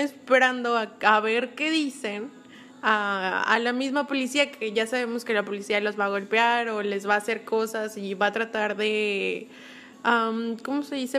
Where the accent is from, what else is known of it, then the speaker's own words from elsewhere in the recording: León, Guanajuato, Mexico; now in Nuevo León, Mexico; yo soy de León